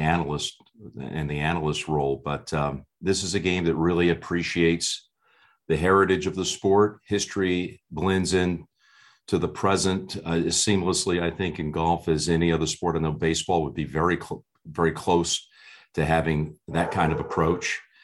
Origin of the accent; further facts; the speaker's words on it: New Jersey, United States; a young kid growing up in New Jersey.